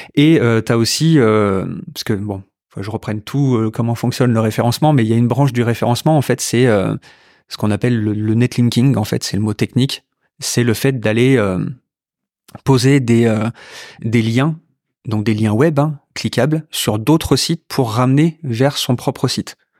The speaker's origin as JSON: {"language": "French", "town": "Rouen", "region": "Normandy", "country": "France", "tie": "born or raised there", "also_born_or_lived": "Lyon / Marseille / Grenoble", "said": "je suis un pur produit rouennais. Hein. Je suis né à Rouen, j'ai euh, fait toutes mes études à Rouen"}